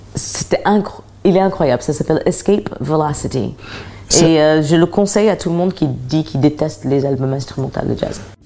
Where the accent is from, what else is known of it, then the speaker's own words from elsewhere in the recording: United States; je suis américaine